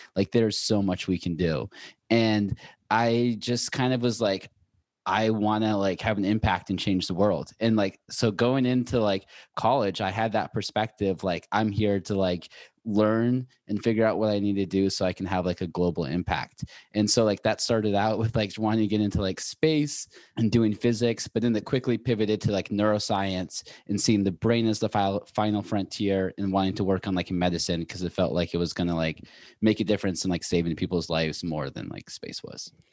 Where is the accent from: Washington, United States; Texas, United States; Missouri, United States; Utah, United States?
Washington, United States; Seattle; moved away as an adult; also born or lived in Boulder / New York; now in Los Angeles, United States